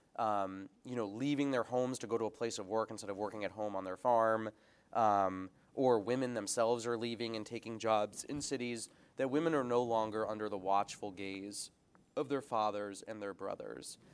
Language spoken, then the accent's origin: English; United States; also born or lived in England; I'm from the United States.